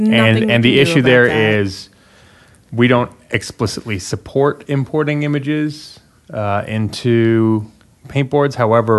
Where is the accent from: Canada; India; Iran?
Canada; as a Canadian